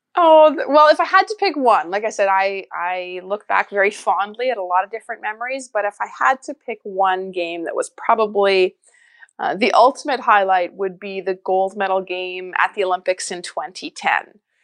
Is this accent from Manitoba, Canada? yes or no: yes; Winnipeg, Manitoba, Canada; I grew up in Winnipeg, Manitoba